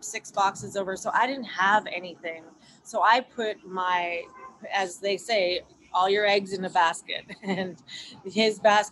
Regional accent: Vancouver, British Columbia, Canada; moved away as an adult; now in California, United States; I grew up, I was born and raised in Vancouver, BC, Canada

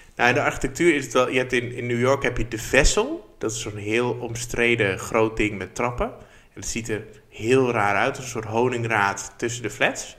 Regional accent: Barneveld, Gelderland, Netherlands; in Barneveld, waar ik vandaan kom

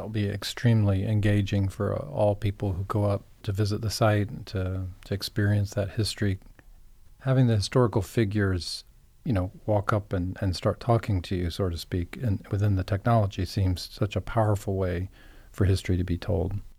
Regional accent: Beaufort, South Carolina, United States; I'm from Beaufort, South Carolina, and I had never heard of Mitchellville growing up there

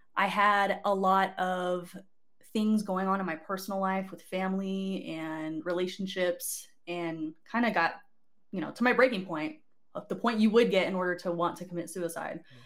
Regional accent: Barstow, California, United States; moved away as an adult; also born or lived in Oregon; I was born in Oregon, but raised in Souther-, Southern California, if you know where Fort Irwin, California is.

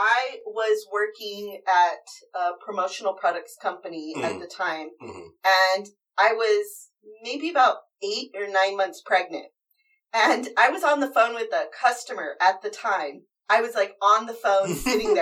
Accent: California, United States; as a Californian

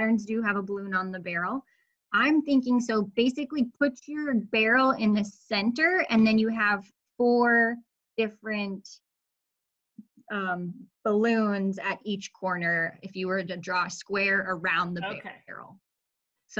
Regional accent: Colorado, United States; moved away as an adult; also born or lived in Florida; now in Fargo, United States; I grew up in Colorado

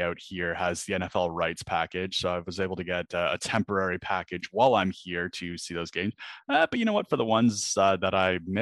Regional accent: Canada; moved away as an adult; now in London, United Kingdom; I am Canadian

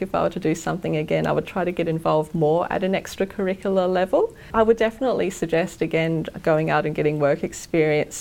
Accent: Sunshine Coast, Queensland, Australia; I went to high school on the Sunshine Coast, and then for most of the first year of university, I was travelling from the Sunshine Coast to university.

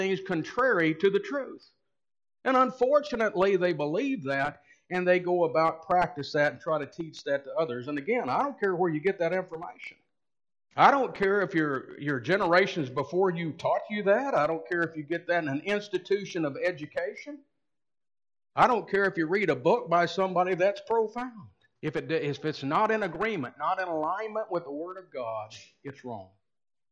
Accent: United States; We as American Christians

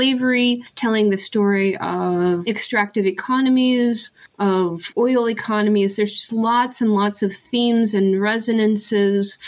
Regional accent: Dallas, Texas, United States; I grew up in Dallas.

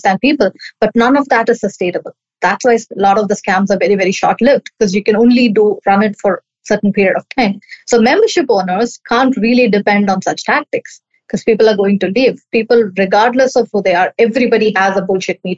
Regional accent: Chennai, Tamil Nadu, India; I'm from Chennai, India

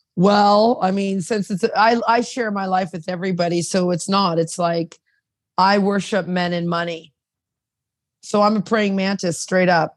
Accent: United States; now in Toronto, Canada; I was raised in America and then I'm I've been here 30 years in Canada

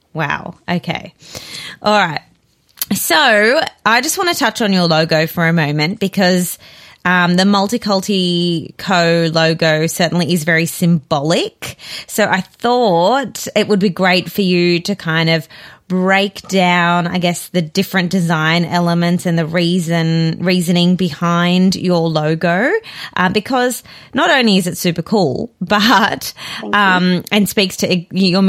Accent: South Africa; now in Australia; I'm originally from South Africa. My whole family's there

